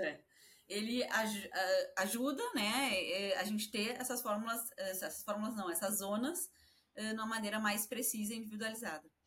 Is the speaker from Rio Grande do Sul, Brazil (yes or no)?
yes; Porto Alegre, Rio Grande do Sul, Brazil; moved away; A minha família lá em Porto Alegre